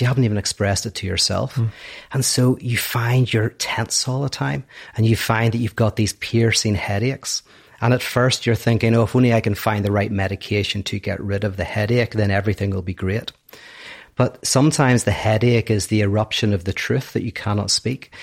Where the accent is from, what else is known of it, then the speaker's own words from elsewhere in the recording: Northern Ireland, United Kingdom; I'm from Northern Ireland.